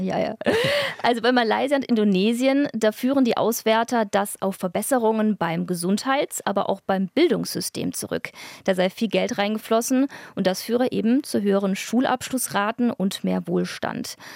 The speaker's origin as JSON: {"language": "German", "area": "near Stuttgart", "region": "Baden-Württemberg", "country": "Germany", "tie": "born or raised there", "moved": "yes", "lives_now": "Berlin, Germany", "said": "denn ich bin ja in der Nähe aufgewachsen"}